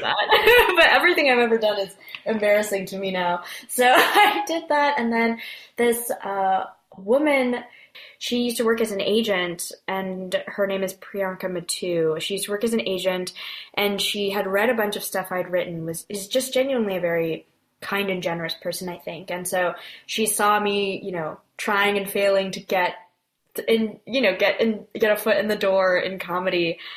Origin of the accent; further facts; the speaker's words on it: Bay Area, Northern California, United States; moved away as an adult; also born or lived in Korea; now in Brooklyn, United States; Born and raised in the Bay Area